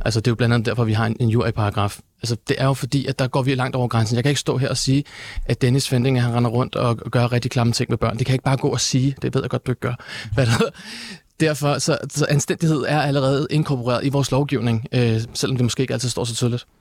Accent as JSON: {"language": "Danish", "country": "Denmark", "tie": "born or raised there", "said": "de værdier, jeg er vokset op med her i Danmark."}